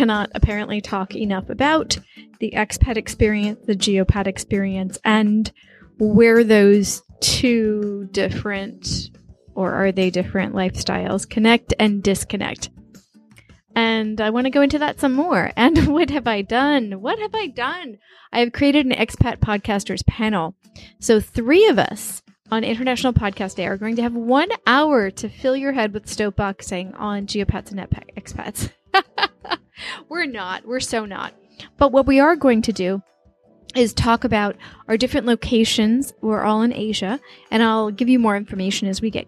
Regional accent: New York, United States; now in China; I was born in New York

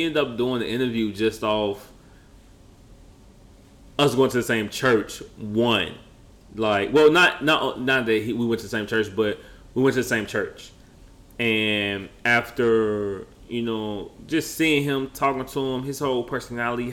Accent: Chicago, Illinois, United States; now in Houston, United States; we're from the Midwest

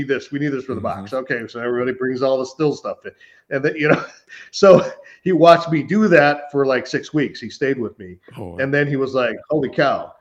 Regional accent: Northern California, United States; moved away; Northern California, where I'm from

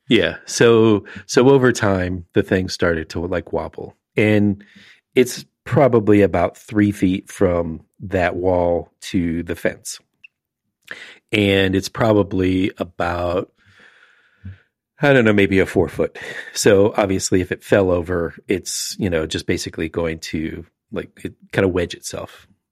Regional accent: Florida, United States; as a kid growing up in Florida

